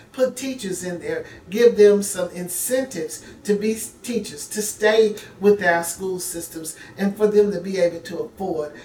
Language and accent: English; Memphis, Tennessee, United States; now in Nashville, United States; I am from Memphis, but I am been a resident of Nashville for 40 plus years